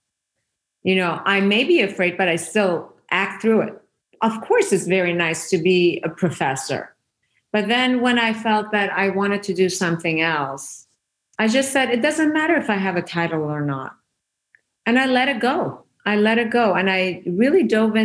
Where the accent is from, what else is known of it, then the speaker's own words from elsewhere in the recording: Iran; first language Persian; English is a second language; moved away; I was Persian